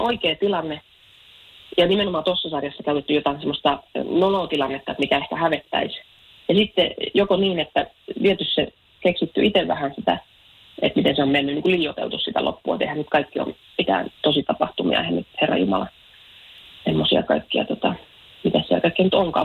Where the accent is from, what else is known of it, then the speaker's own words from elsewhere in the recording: Lahti, Päijät-Häme, Finland; mä Lahesta kotosin